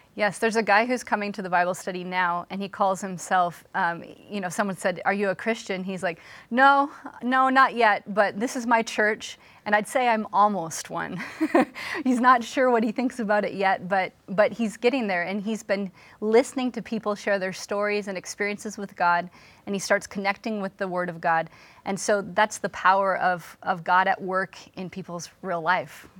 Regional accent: Seattle, Washington, United States; moved away as an adult; now in Philadelphia, United States; I'm from Seattle, Washington originally

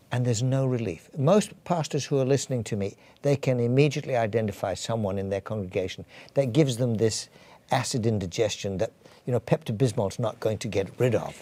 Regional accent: England, United Kingdom; accent: English; moved away as an adult; also born or lived in Edinburgh / Canada; I'm, I'm English, as you probably can tell from my accent

